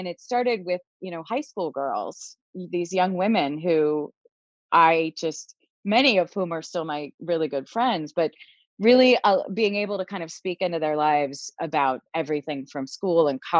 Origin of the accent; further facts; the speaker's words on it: Philadelphia, Pennsylvania, United States; moved away as an adult; also born or lived in Boston; I moved home to Philadelphia from Boston